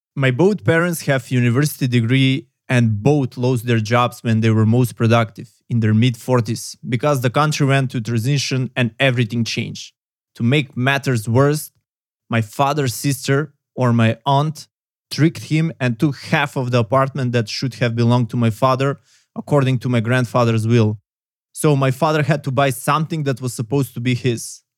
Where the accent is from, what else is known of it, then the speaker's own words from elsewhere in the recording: North Macedonia; I come from Macedonia, southeastern Europe